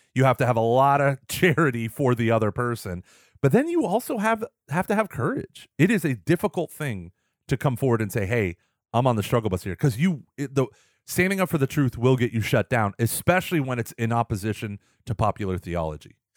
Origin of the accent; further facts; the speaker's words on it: Texas, United States; I'm from Texas, we're a very bl, um, red state, very conservative